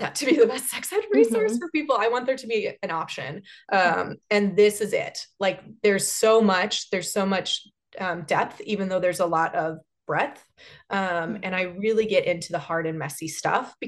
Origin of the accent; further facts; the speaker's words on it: Chicago, Illinois, United States; now in Columbus, United States; I grew up in Chicagoland